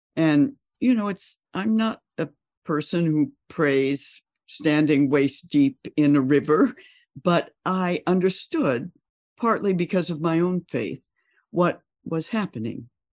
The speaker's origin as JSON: {"language": "English", "town": "Bozeman", "region": "Montana", "country": "United States", "tie": "born or raised there", "moved": "as an adult", "said": "the folks I grew up with in Bozeman"}